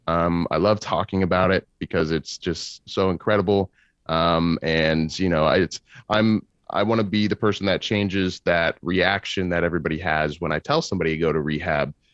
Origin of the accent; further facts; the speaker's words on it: Kansas, United States; I'm from Kansas City, uh, Kansas City, Kansas